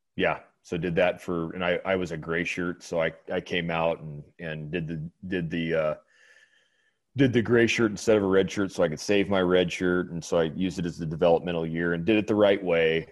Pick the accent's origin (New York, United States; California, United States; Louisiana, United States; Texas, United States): California, United States; Bakersfield; I'm from California. I'm from Bakersfield, California